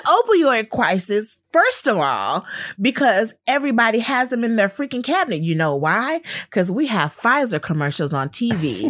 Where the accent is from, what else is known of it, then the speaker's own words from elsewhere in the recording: Los Angeles, California, United States; growing up in Los Angeles and being a family with gang members on both sides